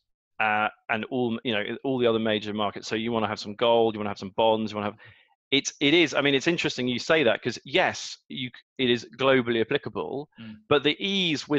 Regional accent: United Kingdom; being British

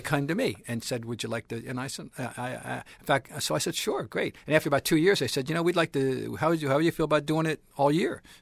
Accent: New Jersey, United States; moved away as an adult; now in Boston, United States; I'm from Jersey. I came up here to go to school

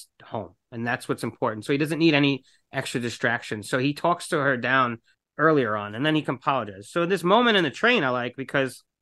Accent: New York, United States; I'm not from the city, but I am from New York

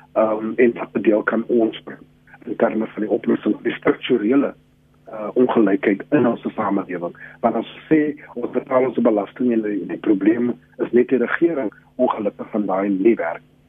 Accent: South Africa

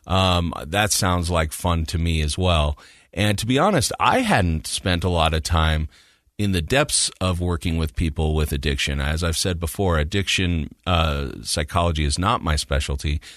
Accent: Utah, United States; moved away as an adult; also born or lived in Kansas; I'm from Utah, so I've lived here most of my life, but I had lived away for a while, and I came back in two thousand and three

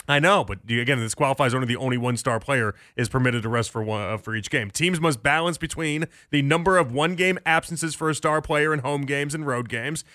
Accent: Chicago, Illinois, United States; I, I grew up in Chicago in the '90s. I was that's when I was a child in the '90s in Chicago

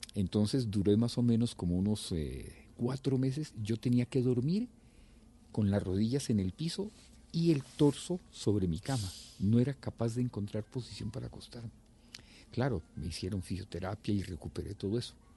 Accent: Tuluá, Valle del Cauca, Colombia; moved away; Yo vivía en una cuadra de mi, de mi pueblo en Tuluá y nos conocíamos todos los vecinos de esa, de esa cuadrita, ¿cierto? Yo sabía, yo quién vivía al frente, quién vivía al lado, jugaba con los compañeritos de mi edad en esa cuadra

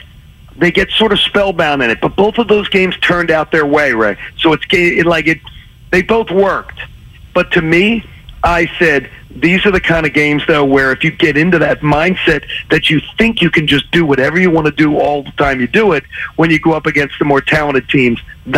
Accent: Philadelphia, Pennsylvania, United States; moved away; I returned in January of 2021 to my hometown

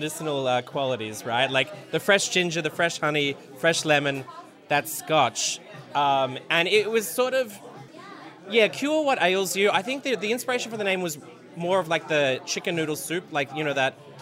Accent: Melbourne, Victoria, Australia; now in New York, United States; my hometown, Melbourne

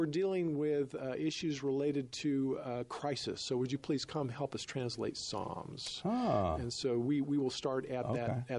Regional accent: Southern California, United States; moved away; we grew up in Southern California

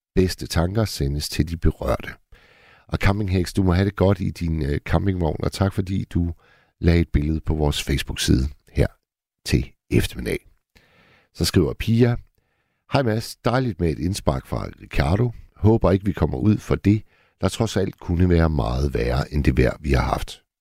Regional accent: Hirtshals, North Denmark Region, Denmark; oppe i Hirtshals, hvor jeg kommer fra

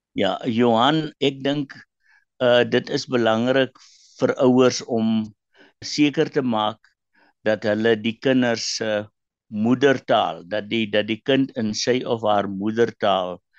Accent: Karoo, South Africa; first language Afrikaans; moved away; also born or lived in Western Cape; Ek het in die Karoo groot geword, jy weet waar die enigste Engelse woord te stop by die stopstraat.

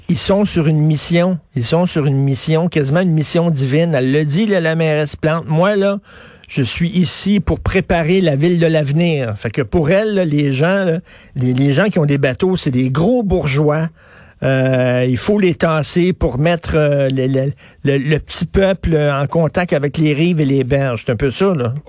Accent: Montreal, Quebec, Canada; Moi, je viens de Verdun, j'ai grandi à Verdun.

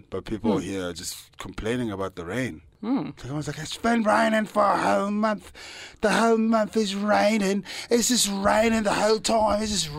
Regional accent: Johannesburg, Gauteng, South Africa; I'm from Johannesburg performing.

